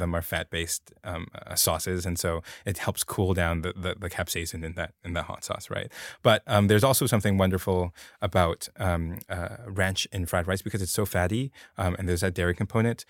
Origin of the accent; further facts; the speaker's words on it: Hong Kong; moved away as an adult; now in United States; grow up in Hong Kong, and I come, came here to the, the U S